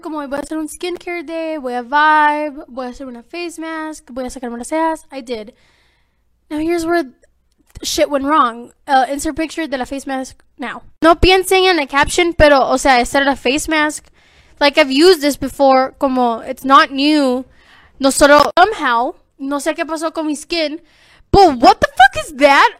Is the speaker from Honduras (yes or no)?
yes; Honduras